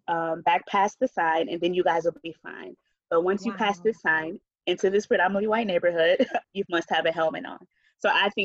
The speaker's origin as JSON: {"language": "English", "town": "Grand Rapids", "region": "Michigan", "country": "United States", "tie": "born or raised there", "said": "I was born and raised in the Midwest, Grand Rapids, Michigan. My mother is from the South Missouri."}